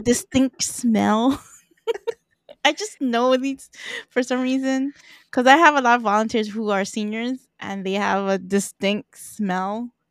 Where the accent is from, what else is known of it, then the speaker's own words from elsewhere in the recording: Philippines; I'm Filipino, so in my culture